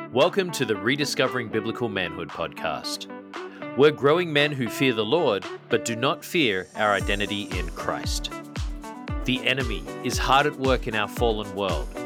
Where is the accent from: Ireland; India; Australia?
Australia; moved away; I was born and raised in Australia, and growing up, I played a lot of cricket